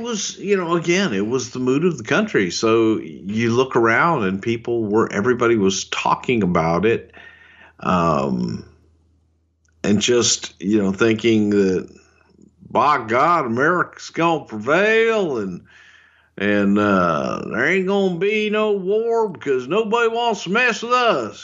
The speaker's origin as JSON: {"language": "English", "region": "Texas", "country": "United States", "said": "I'm a goddamn Texan. I'm as Southern as it fucking gets."}